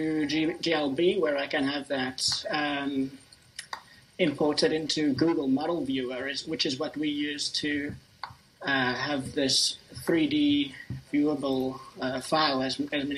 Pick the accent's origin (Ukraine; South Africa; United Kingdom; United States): South Africa; Cape Town, Western Cape; I'm from Cape Town